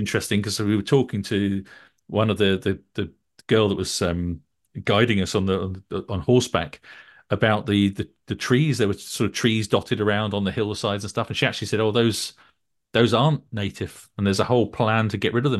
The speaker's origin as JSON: {"language": "English", "area": "Northumberland", "region": "North East England", "country": "United Kingdom", "tie": "born or raised there", "also_born_or_lived": "Norham", "said": "when I was growing up in Northumberland"}